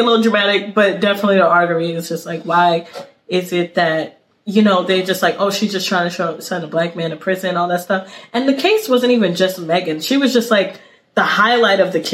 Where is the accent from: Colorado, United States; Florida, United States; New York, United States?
New York, United States; New York City; I'm from East New York